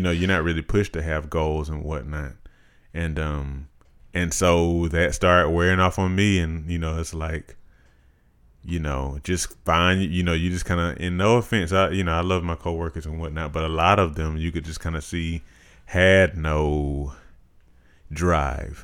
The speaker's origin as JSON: {"language": "English", "town": "Macon", "region": "Georgia", "country": "United States", "tie": "born or raised there", "said": "I grew up here in Macon. um, the large majority of my life."}